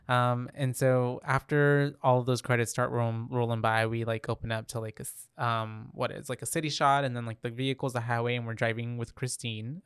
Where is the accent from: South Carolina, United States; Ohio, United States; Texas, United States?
Texas, United States